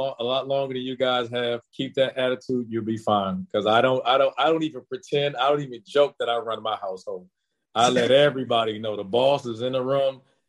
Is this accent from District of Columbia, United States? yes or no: yes; Washington, District of Columbia, United States; I'm from the D.C. area. I'm from Washington, D.C., so I understand the dynamics and what that means.